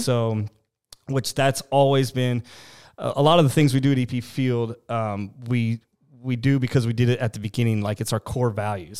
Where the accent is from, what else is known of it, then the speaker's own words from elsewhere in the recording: Mount Zion, Illinois, United States; also born or lived in Jacksonville, Illinois / Decatur, Illinois; born and raised in Mount Zion